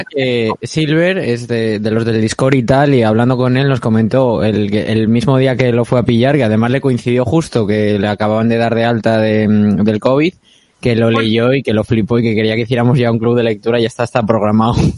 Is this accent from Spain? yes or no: yes; Asturias, Spain; yo que soy de Asturias